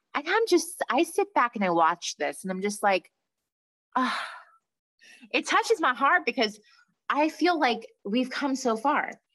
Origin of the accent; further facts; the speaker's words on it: Long Island, New York, United States; we're from Long Island